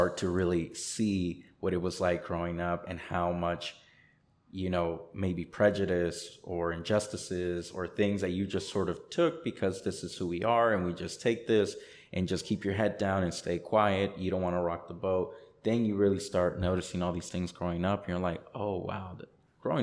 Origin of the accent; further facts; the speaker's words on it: Chamblee, Georgia, United States; also born or lived in Honduras; our tiny little home in Chamblee